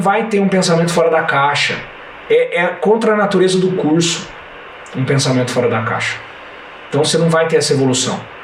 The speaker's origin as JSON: {"language": "Portuguese", "town": "Franca", "region": "São Paulo", "country": "Brazil", "said": "Eu sou de Franca, aqui eu chego em qualquer lugar em 15 minutos"}